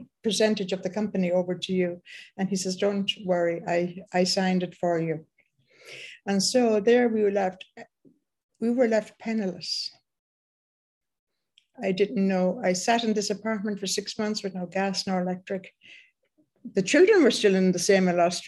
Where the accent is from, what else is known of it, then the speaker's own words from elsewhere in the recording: Ireland; I was born in Ireland, and by the time I was 21